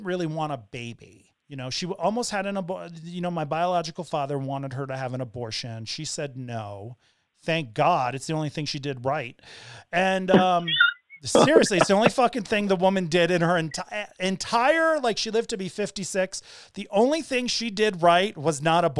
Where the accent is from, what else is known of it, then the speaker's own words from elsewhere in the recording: Hartford, Connecticut, United States; also born or lived in Florida / Bay Area, California; now in Denver, United States; I was born in St. Francis Hospital in Hartford, Connecticut at like 11 in the morning on November 10th, 48 years ago